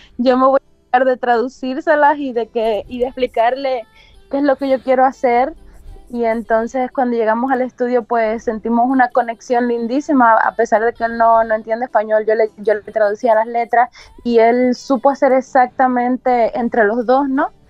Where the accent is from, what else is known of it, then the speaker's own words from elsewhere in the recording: Cuba; moved away as an adult; also born or lived in China; now in Tampa, United States; originalmente soy cubana. Nací en Cuba y a los veinte años salí de Cuba